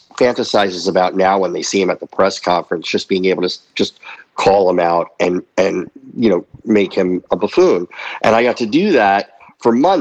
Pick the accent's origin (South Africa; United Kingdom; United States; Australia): United States; New Jersey; I grew up in New Jersey outside of Manhattan